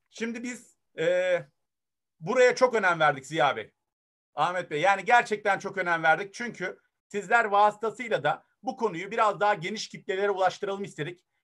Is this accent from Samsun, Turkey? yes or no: yes; Bafra, Samsun, Turkey; moved away as an adult; also born or lived in Germany; E, ee, 78 Almanya doğumluyum. 40 günlükken Samsun Bafra'ya geldim. Dönüşümün babasını yaşadım. Anneden babadan babaanneye dedeye. Sonra lise sona kadar Alm Bafra'da yetiştim.